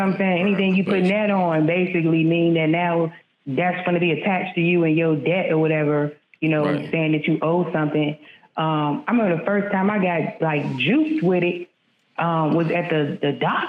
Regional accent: Maryland, United States; I'm from the Maryland

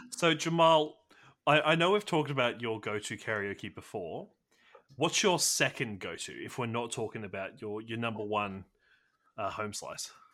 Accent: Australia; I'm also Australian

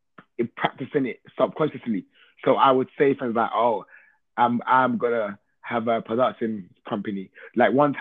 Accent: London, United Kingdom; born and raised in East London, Hackney

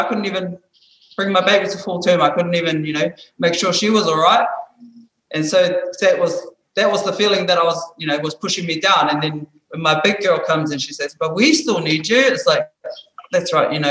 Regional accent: Hamilton, Waikato, New Zealand; moved away; I was brought up in New Zealand, back home, Hamilton. That's where I'm from

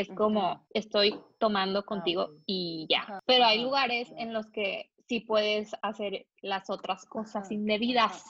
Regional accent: Mexico; somos los mexicanos, somos más intensos

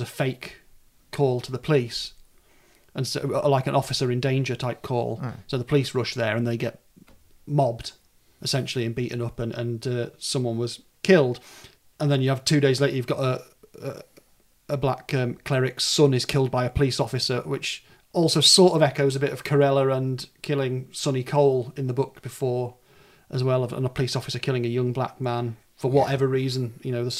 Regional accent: the north of England, United Kingdom; accent: sort of north of England; my accent, which is a sort of north of England accent.

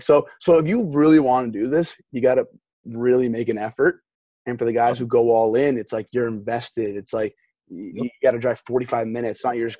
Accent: New Jersey, United States; I'm from Jersey

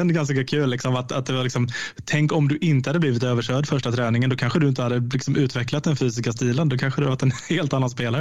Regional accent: Oskarshamn, Kalmar County, Sweden; när jag växte upp i Oskarshamn, precis som du gjorde. Jag bodde i Kristineberg

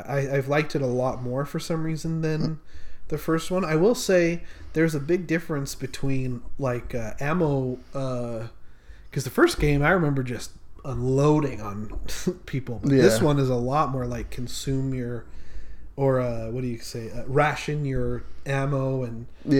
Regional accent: Utah, United States; I'm from Utah.

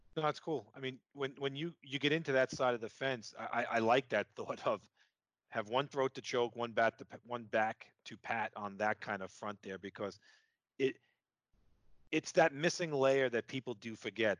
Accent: New York, United States; accent: New York; my New York accent

